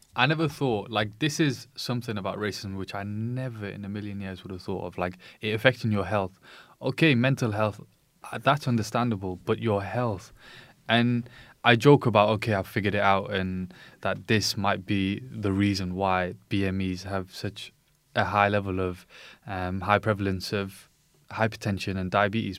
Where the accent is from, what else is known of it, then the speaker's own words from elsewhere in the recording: United Kingdom; I was born in the U K